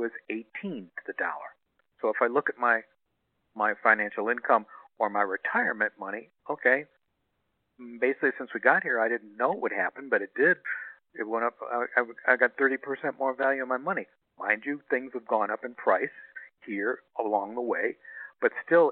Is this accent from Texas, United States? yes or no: no; Chicago, Illinois, United States; also born or lived in Los Angeles, California; now in Ajijic, Mexico; I'm from Chicago